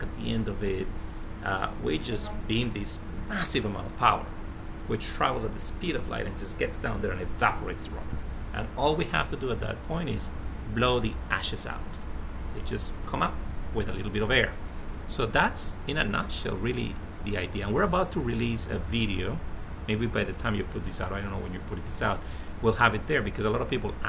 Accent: Colombia; I'm from Colombia. Colombia has a lot of oil. We don't have a single refinery

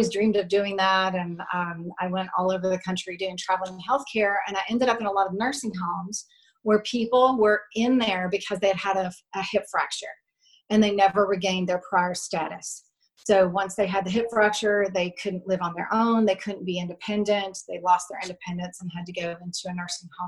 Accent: Louisiana, United States; moved away as an adult; ended up coming back to my home state of Louisiana

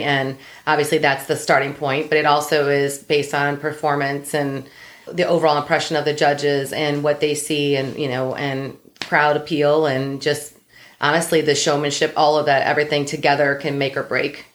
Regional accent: Ohio, United States; moved away as an adult; I'm from Ohio. We moved here um, when Kat was a year old.

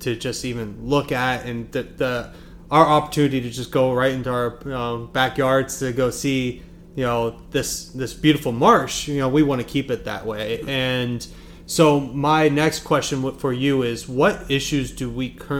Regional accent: Pennsylvania, United States; now in Kiawah Island, United States; Now, I'm from Pennsylvania, so I was born and raised up north

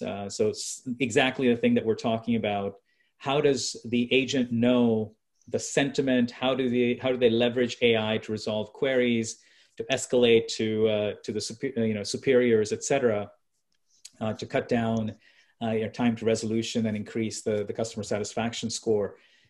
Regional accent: India; So, you know, being an Indian, I'll give you buy one, get one free.

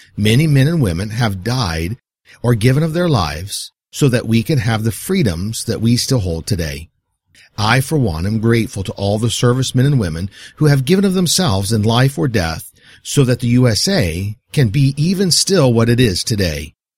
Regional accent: United States

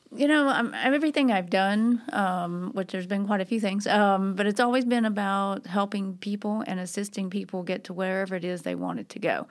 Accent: Nashville, Tennessee, United States; also born or lived in Los Angeles, California; I grew up here in Nashville, so I'm a Nashville native.

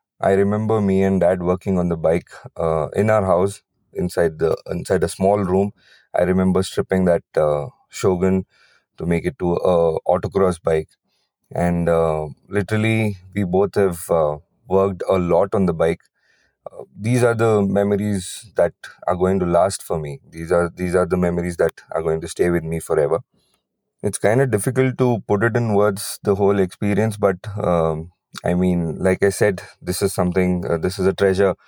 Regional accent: Chikmagalur, Karnataka, India; I am from Chikmagalur

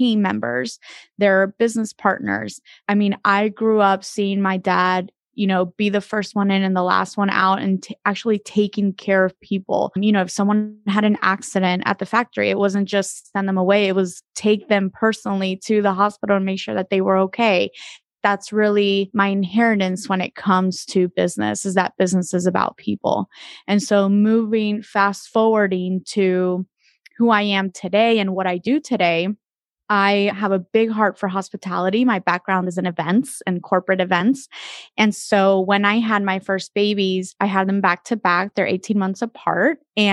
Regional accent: Dominican Republic; moved away; I am originally from the Dominican Republic, and so I was born and raised there most of my life.

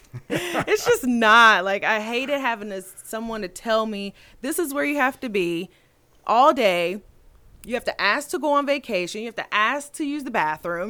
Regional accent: Anderson, Indiana, United States; I grew up, I was born and raised in Anderson, Indiana

